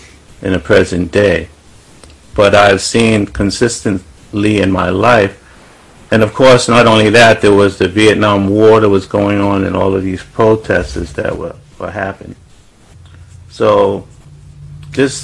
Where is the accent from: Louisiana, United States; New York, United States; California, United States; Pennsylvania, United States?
New York, United States; New York City; when I was growing up in Brooklyn, New York, Bedford-Stuyvesant, what I would call the ghetto